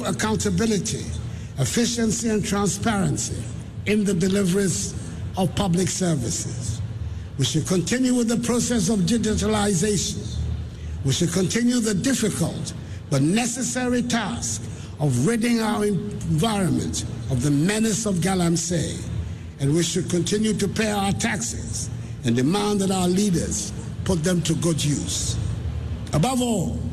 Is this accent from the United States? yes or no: no; Ghana; Fellow Ghanaians